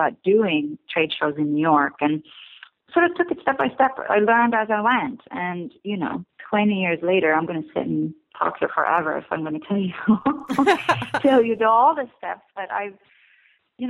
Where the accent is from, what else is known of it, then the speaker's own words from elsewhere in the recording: Stockholm, Stockholm County, Sweden; moved away as an adult; also born or lived in California; now in Brooklyn, United States; I grew up in Stockholm, Sweden